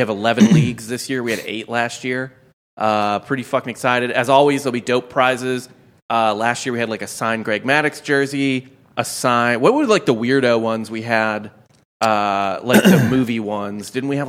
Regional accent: St. Louis, Missouri, United States; I grew up in St. Louis, and Pujols came up in 2004.

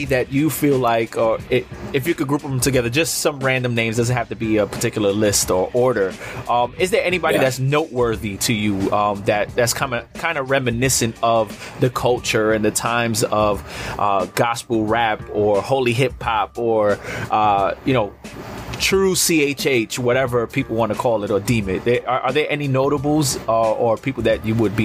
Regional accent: New York City, New York, United States; I'm based in New York City, born and bred in New York City.

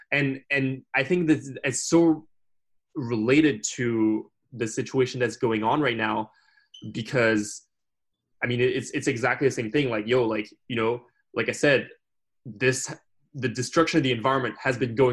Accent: France; moved away; I grew up in France and I learned the history of France

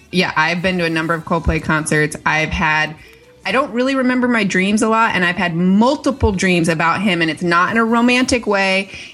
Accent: Michigan, United States; We're both from Michigan.

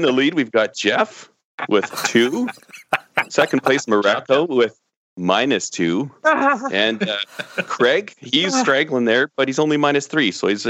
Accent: Canada; I'm a Canadian asking the questions.

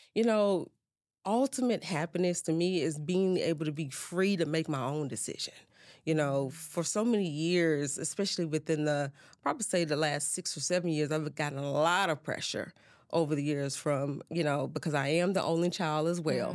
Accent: Baton Rouge, Louisiana, United States; I'm originally from Baton Rouge, Louisiana.

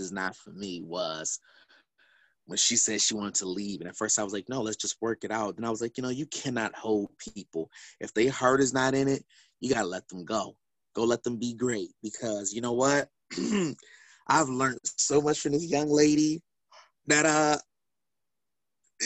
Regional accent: Milwaukee, Wisconsin, United States; I'm from Milwaukee

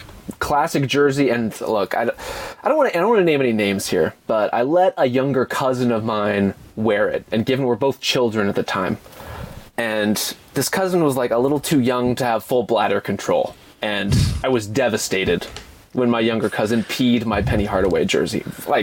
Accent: Dallas, Texas, United States; I grew up in Dallas

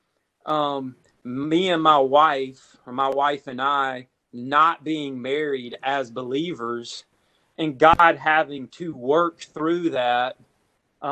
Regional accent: South Carolina, United States; I grew up in South Carolina.

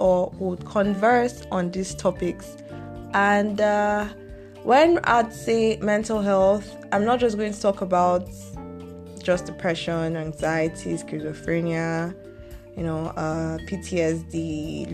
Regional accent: Nigeria; I'm Nigerian

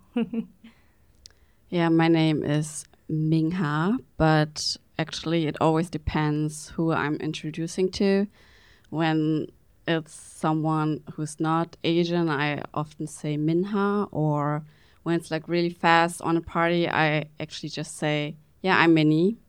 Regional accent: Berlin, Germany; I'm from Berlin, and I'm not actually mentioning that my parents are from Vietnam.

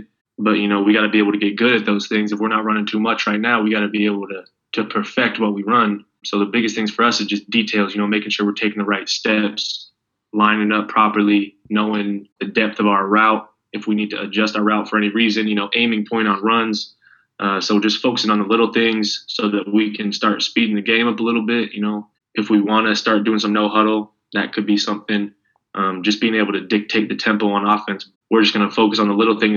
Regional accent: Seattle, Washington, United States; moved away as an adult; now in Seinäjoki, Finland; I'm from Seattle, so I'm used to the trees.

